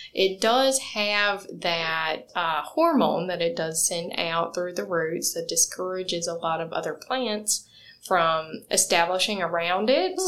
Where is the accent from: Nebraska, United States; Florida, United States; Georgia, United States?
Georgia, United States; moved away; I'm from Georgia, so I grew up and seeing pecan or pecan trees